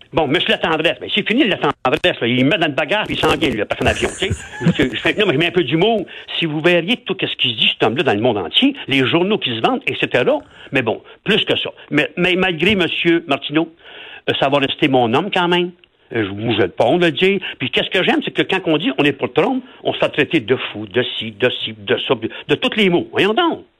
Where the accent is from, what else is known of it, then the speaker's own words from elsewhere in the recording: Quebec, Canada; On est Québécois, on vit ensemble